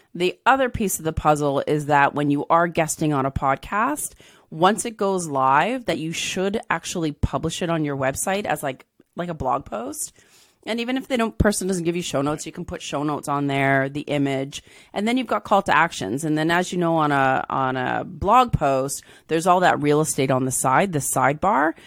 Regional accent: Southern Ontario, Canada; also born or lived in England; I was born in England, and then we moved to Ontario

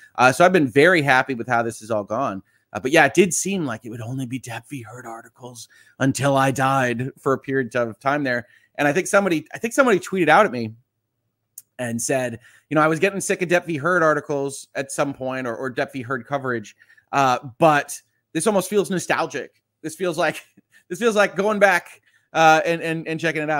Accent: just outside of Chicago, Illinois, United States; I was born just outside of Chicago.

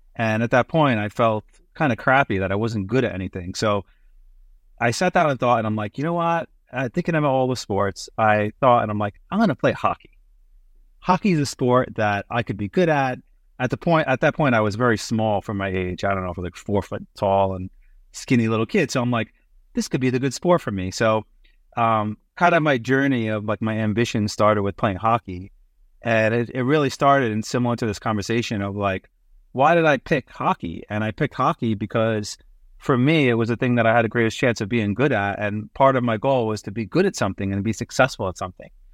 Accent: New York City, New York, United States; moved away as an adult; also born or lived in Massachusetts / Canada; growing up in Brooklyn, entrepreneurship is kinda second nature

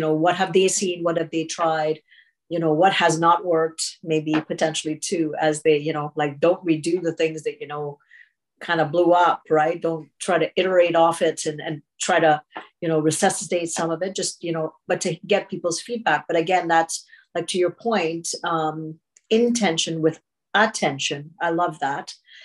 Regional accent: Trinidad & Tobago; I'm from Trinidad and Tobago

